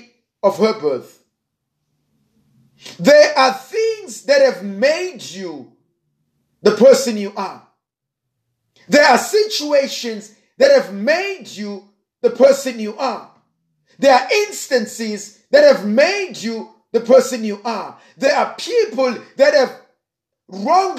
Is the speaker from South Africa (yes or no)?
yes; South Africa; I'm a South African